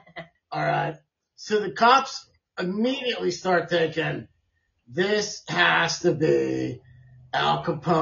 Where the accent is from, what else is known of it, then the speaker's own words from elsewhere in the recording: Canada; We're from Canada